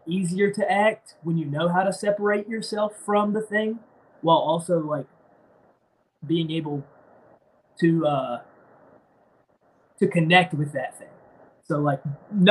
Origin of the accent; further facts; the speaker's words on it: North Carolina, United States; moved away as an adult; also born or lived in Philadelphia, Pennsylvania; now in Pennsylvania, United States; I'm from North Carolina.